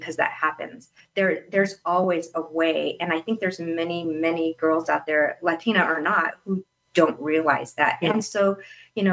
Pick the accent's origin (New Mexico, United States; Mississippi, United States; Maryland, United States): New Mexico, United States; Albuquerque; now in Phoenix, United States; growing up in New Mexico, I mean, New Mexico has, it's beautiful, but it does have its limitations. I went to private school for most of my life in Albuquerque